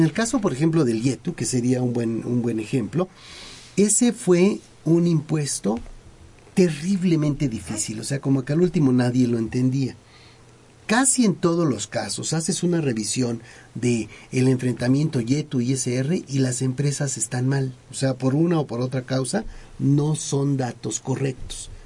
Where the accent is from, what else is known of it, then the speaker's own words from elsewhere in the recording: Mexico; como un mexicano